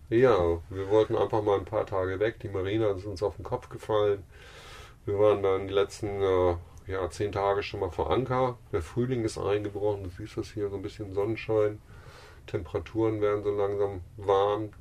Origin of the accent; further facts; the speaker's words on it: Germany; moved away as an adult; mit unseren deutschen Pässen